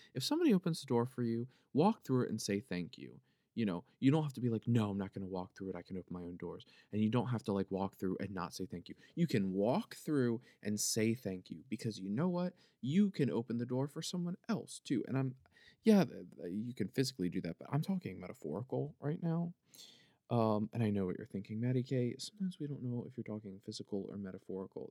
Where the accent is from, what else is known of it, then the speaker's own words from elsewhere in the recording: Philadelphia, Pennsylvania, United States; accent: Philly; It's my Philadelphia accent, it's my Philly accent